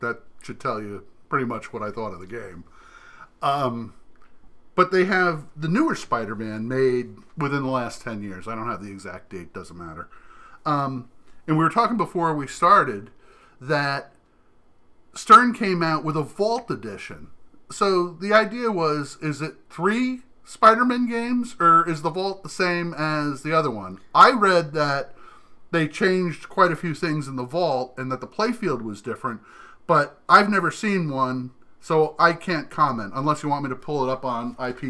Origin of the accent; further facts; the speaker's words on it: New Jersey, United States; Remember, I grew up in New Jersey.